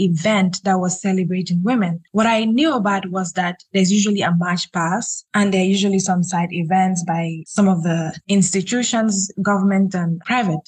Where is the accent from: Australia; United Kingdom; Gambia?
Gambia; I am a lawyer from the Gambia, a human rights lawyer to be specific